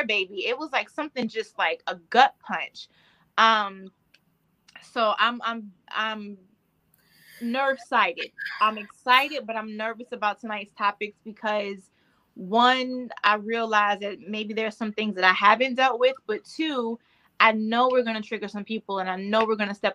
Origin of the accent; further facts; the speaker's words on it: the South, United States; I'm still from the South.